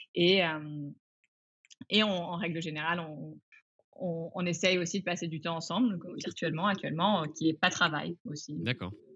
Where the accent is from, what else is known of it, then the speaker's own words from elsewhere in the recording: France; also born or lived in England / Asia / China / Singapore; je suis anglaise, ayant grandi en France, ayant vécu en, en Asie